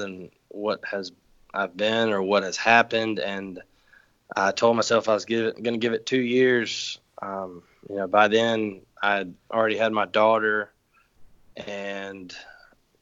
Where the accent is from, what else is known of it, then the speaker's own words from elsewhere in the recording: LaGrange, Georgia, United States; my hometown in LaGrange, Georgia